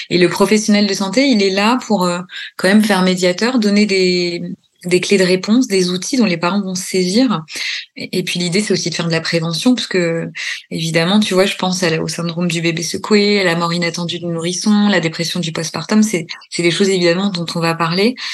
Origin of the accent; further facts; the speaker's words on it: Normandy, France; born there; moved away as an adult; also born or lived in Paris; parce que je suis née en Normandie, j'ai bossé 10 ans à Paris, puis après, je suis partie en Bourgogne.